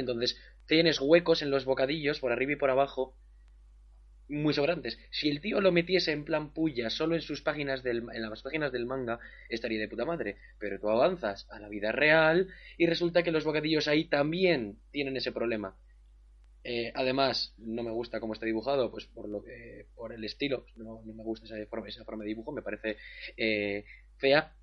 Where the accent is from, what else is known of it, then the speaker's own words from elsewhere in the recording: Basque Country, Spain; soy, bueno, español, vasco